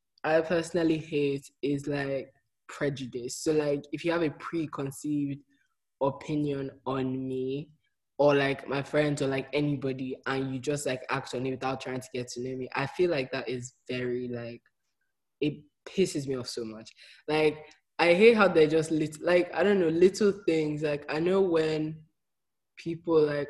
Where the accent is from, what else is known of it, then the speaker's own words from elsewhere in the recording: Nigeria; moved away as an adult; also born or lived in America; I'm from Nigeria